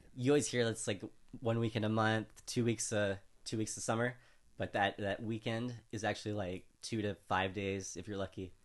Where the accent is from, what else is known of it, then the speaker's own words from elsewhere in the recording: California, United States; also born or lived in Louisiana; as an American from California, I say nunchucks a lot